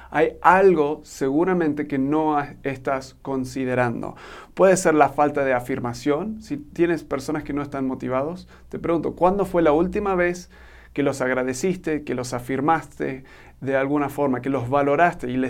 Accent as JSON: {"language": "Spanish", "country": "Argentina", "tie": "born or raised there", "lives_now": "Mexico", "said": "soy un gringo que se crió en Argentina y ahora vivo en México."}